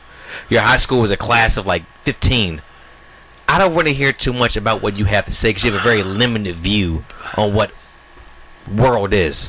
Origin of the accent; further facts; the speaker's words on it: Maryland, United States; I was born in Maryland